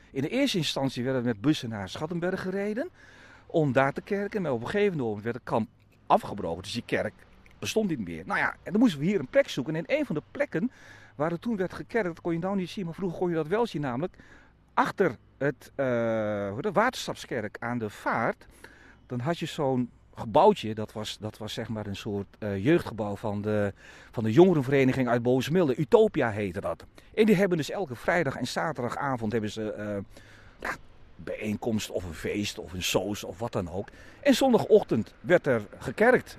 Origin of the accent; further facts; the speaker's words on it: Bovensmilde, Drenthe, Netherlands; moved away as an adult; also born or lived in Vaassen; ik woon nu op een, eh, op een steenwoord afstand waar mijn ouders hebben gewoond en waar ik ben opgegroeid vanaf mijn negende jaar